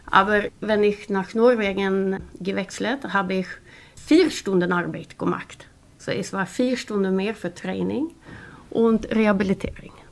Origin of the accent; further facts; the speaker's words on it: Gothenburg, Västra Götaland, Sweden; German is a second language; Ich habe ihn in äh, Göteborg getroffen, wo ist meine Heimat, weil er hat von Stockholm gewechselt zu Göteborg zu spielen äh, Handball.